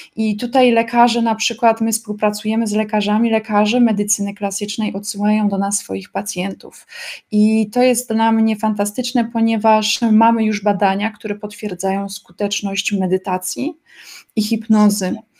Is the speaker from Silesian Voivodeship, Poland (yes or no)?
yes; Zabrze, Silesian Voivodeship, Poland; now in Germany; jestem z mojej miejscowości, jestem z Zabrza na Śląsku i mieszkam teraz w Niemczech